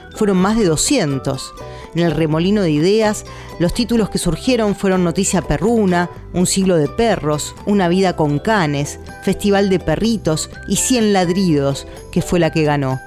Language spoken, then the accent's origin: Spanish; Paso de los Libres, Corrientes, Argentina; moved away; Cuando era chica vivía en Paso de los Libres, donde nací, un pueblo que ya es ciudad, en Corrientes, en el norte de la Argentina.